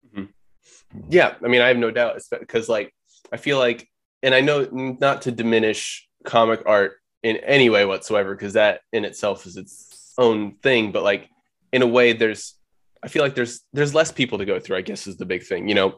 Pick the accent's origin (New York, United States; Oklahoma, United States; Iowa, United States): Oklahoma, United States; I'm from Oklahoma.